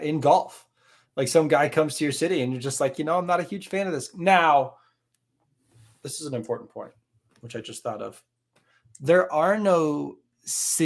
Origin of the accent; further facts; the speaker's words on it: Northeast, United States; geographically we're from the Northeast